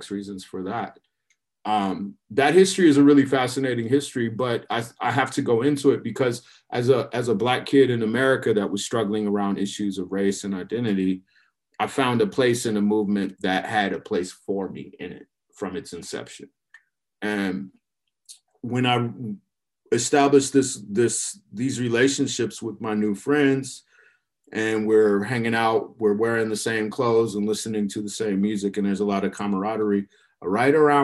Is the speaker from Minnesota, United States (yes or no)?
yes; Minneapolis, Minnesota, United States; moved away as an adult; also born or lived in Chicago, Illinois / St. Paul, Minnesota; now in Portland, United States; I grew up in the Midwest. So I was born in Chicago, lived there for the early part of my childhood, and wound up moving to Minneapolis and St. Paul